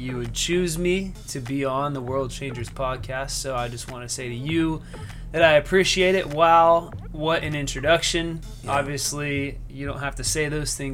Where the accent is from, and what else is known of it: Greenville, South Carolina, United States; born or raised there; moved away as an adult; now in West Palm Beach, United States